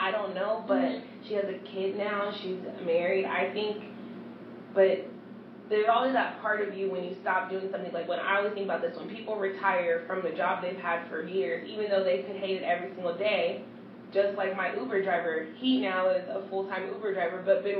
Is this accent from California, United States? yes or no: yes; Sacramento, California, United States; I'm from Sacramento